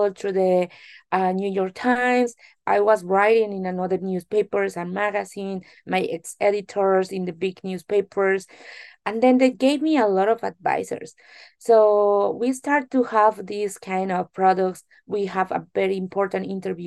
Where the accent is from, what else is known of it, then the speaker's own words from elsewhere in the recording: Mexico; English is a second language; moved away as an adult; also born or lived in Korea; now in South Korea; I'm really Mexican from Mexico, of course, pretty proud, and live now in Korea since 3 years ago